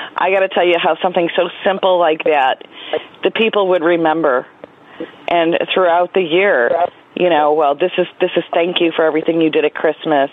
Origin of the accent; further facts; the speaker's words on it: New York, United States; I'm from New York, and my vending route uh, covers Erie and Niagara County, which is in western New York